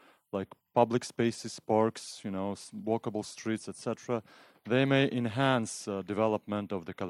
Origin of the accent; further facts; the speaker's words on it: Kyrgyzstan; moved away as an adult; I'm from Kyrgyzstan, and I'm a mid-career student at Kennedy School.